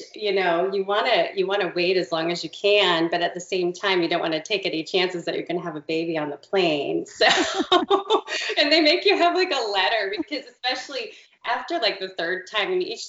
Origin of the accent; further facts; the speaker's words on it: California, United States; born there; So we actually, my husband and I met out in California, and I was born in California. My dad was in the Navy, and we moved all around.